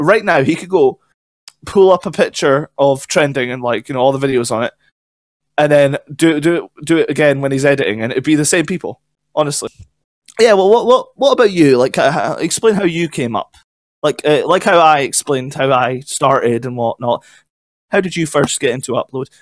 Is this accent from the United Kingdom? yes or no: yes; Scotland, United Kingdom; I'm Scottish